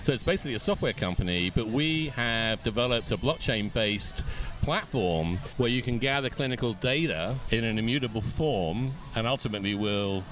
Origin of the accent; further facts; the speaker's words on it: London, United Kingdom; moved away as an adult; in London, England.